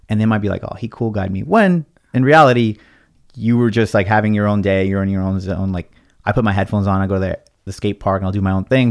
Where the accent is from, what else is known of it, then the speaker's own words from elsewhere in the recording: Los Angeles, California, United States; first language Spanish; English is a second language; also born or lived in Watts, California / Lakewood, California / Long Beach, California; I'm from, uh, born and raised in L A, and, uh, I grew up in Watts, California